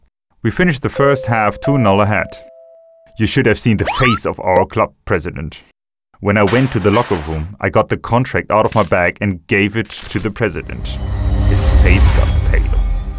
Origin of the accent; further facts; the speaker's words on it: Colombia; I'm from Colombia, and I live in Bogota.